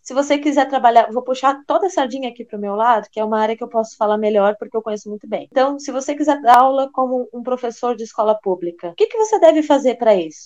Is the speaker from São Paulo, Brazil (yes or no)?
no; Rio Grande, Rio Grande do Sul, Brazil; moved away; eu nasci no Rio Grande do Sul